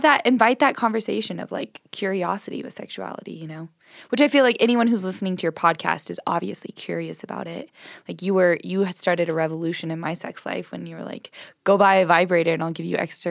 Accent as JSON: {"language": "English", "region": "Southern California", "country": "United States", "tie": "born or raised there", "moved": "as an adult", "said": "I grew up in Southern California"}